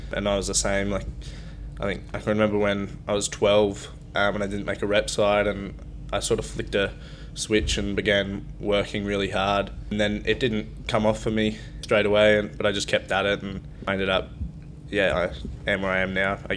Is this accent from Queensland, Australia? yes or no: yes; Brisbane, Queensland, Australia; moved away as an adult; So I grew up in Brisbane. I was born there and played all my footy at Wynnum Manly Seagulls.